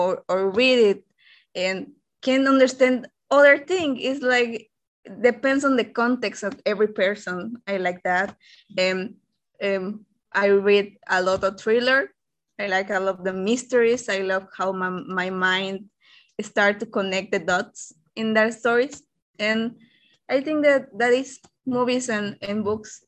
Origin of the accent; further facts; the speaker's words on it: Yucatán, Mexico; I'm from Mexico and Yucatan, for being more specific.